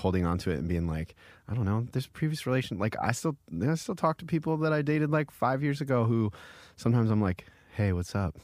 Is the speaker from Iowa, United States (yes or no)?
yes; Iowa, United States; now in New York, United States; I come from Iowa